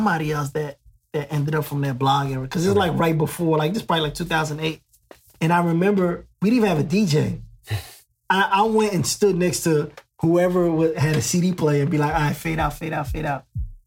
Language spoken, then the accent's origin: English; New York City, New York, United States; I'm from Queens